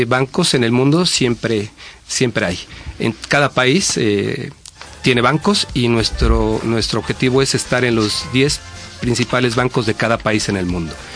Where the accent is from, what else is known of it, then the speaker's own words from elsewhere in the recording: Mexico; moved away as an adult; now in Spain; México, que es también mi país